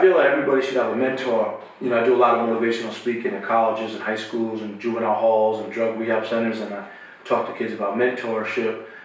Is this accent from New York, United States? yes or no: yes; New York City, New York, United States; moved away as an adult; now in Los Angeles, United States; I grew up in Queens